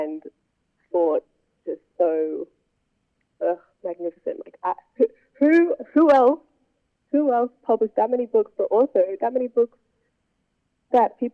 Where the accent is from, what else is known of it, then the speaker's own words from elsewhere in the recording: Hobart, Tasmania, Australia; growing up in Hobart and there not being that many Black people around